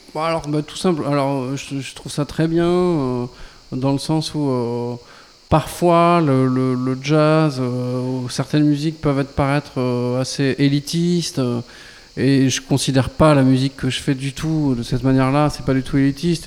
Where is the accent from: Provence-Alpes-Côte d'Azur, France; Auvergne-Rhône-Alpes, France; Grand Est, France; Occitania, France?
Occitania, France; Lot; also born or lived in Marciac / Toulouse; ma région natale euh, qui est le Lot